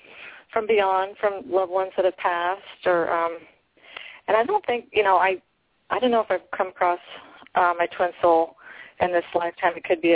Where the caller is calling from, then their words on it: Sacramento, California, United States; Hi, Sacramento.